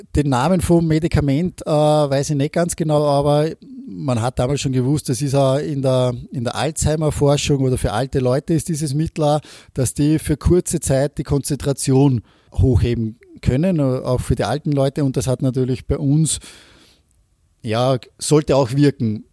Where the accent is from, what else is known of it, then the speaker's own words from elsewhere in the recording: Austria; also born or lived in Norway; als Österreicher